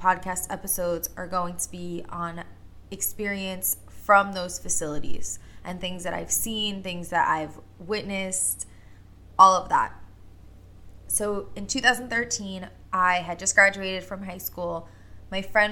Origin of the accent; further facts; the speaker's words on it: Long Island, New York, United States; I was born and raised on Long Island, still currently here on Long Island.